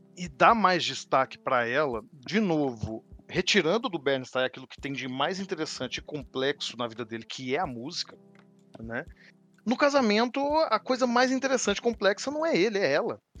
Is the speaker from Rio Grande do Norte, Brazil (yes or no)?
no; Minas Gerais, Brazil; Uai, para me entregar aqui como mineiro. Uai.